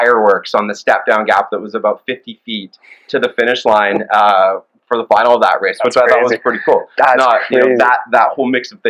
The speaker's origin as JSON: {"language": "English", "region": "Ottawa Valley", "country": "Canada", "tie": "born or raised there", "said": "close to my hometown, which is always awesome to head back to the Ottawa Valley."}